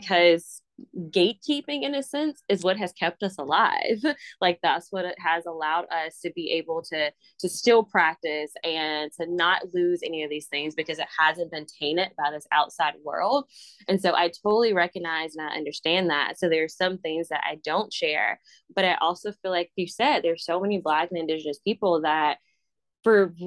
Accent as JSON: {"language": "English", "town": "Mobile", "region": "Alabama", "country": "United States", "tie": "born or raised there", "said": "that's where I grew up. Like, I grew up in Africa Town"}